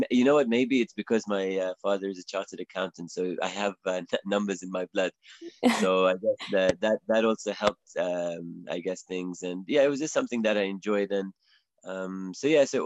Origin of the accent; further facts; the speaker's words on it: England, United Kingdom; I hope my I hope my accent is makes it clear that I, am from England.